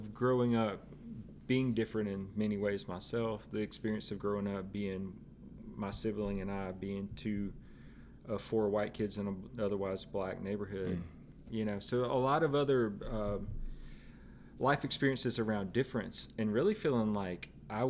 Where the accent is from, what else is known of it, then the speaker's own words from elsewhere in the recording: Tupelo, Mississippi, United States; now in Nashville, United States; No, Tupelo.